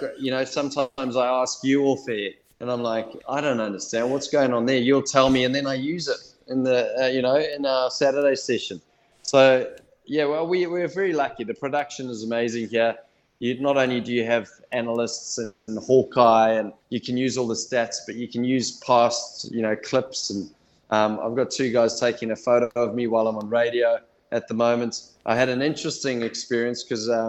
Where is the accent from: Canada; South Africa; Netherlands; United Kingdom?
South Africa; now in New Zealand; I was born in South Africa